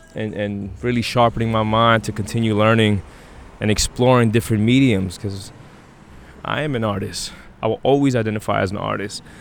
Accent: New York City, New York, United States; the violent neighborhood that I that I was raised in in Brownsville

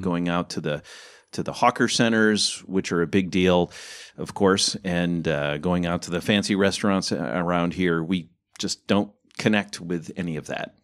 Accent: Ohio, United States; moved away as an adult; also born or lived in Michigan / Illinois; now in Singapore; I was born in Michigan, raised in Ohio, lived a big chunk of my adult life in Illinois

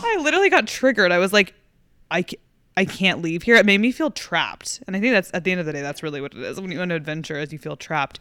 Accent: Fort Worth, Texas, United States; moved away; I go home to, like, Fort Worth

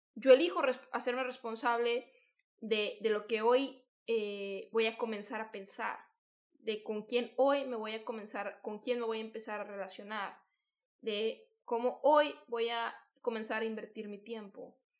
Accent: Guadalajara, Jalisco, Mexico; yo soy de Guadalajara

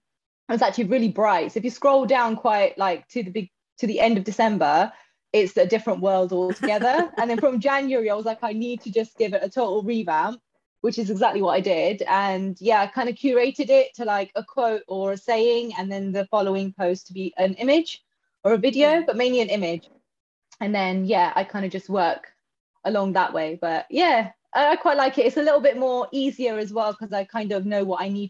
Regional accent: London, United Kingdom; now in Milton Keynes, United Kingdom; I am from Milton Keynes, but originally from London.

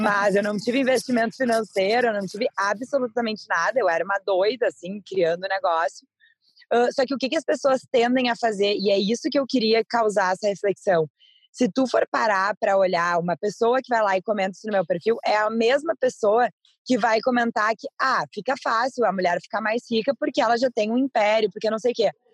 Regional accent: Brazil; somos nós brasileiros

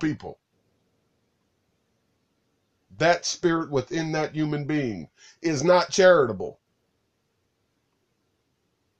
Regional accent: United States; I'm an American citizen

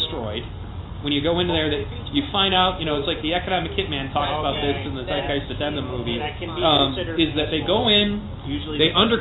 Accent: Pontiac, Michigan, United States; when I grew up in Pontiac, Michigan

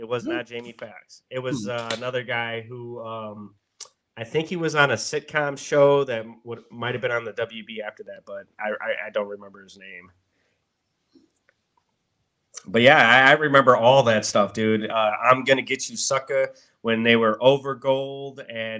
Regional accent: Milwaukee, Wisconsin, United States; I'm from Milwaukee, bro.

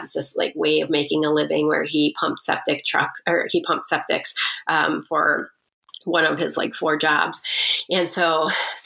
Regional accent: Mukwonago, Wisconsin, United States; also born or lived in Waukesha, Wisconsin; we grew up in Waukesha

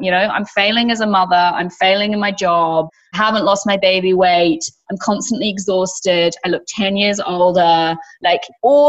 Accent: Invercargill, Southland, New Zealand; I'm from New Zealand, and I'm from this very small sheep farming town at the very bottom of New Zealand. So it's a little place called Invercargill. And where I grew up, pretty much all my friends came off farms.

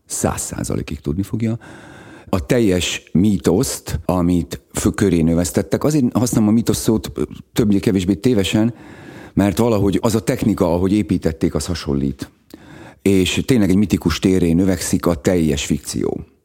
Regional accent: Szegvár, Csongrád-Csanád, Hungary; moved away; also born or lived in Békéscsaba / Szeged; én Szegváron nőttem föl

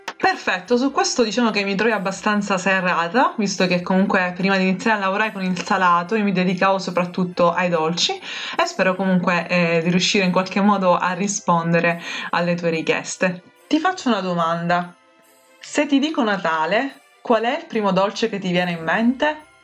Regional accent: Sicily, Italy; della mia terra

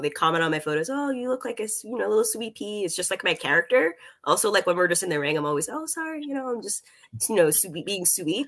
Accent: Canada; as a Canadian

